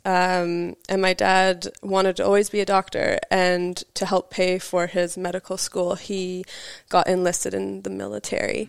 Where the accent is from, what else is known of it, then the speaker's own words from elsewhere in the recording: British Columbia, Canada; moved away as an adult; also born or lived in Vancouver; now in New Zealand; I moved, like, to Vancouver, so, like, a ferry boat ride away from my hometown.